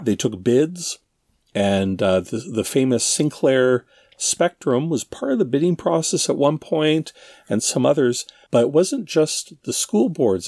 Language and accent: English; Ontario, Canada; Darren and I grew up in Ontario, Canada. Uh, well, that's still where we are